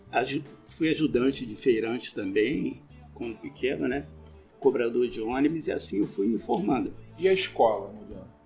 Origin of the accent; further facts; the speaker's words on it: Nova Iguaçu, Rio de Janeiro, Brazil; não sei se você sabe, né? Acho que eu sei. E nasci em Nova Iguaçu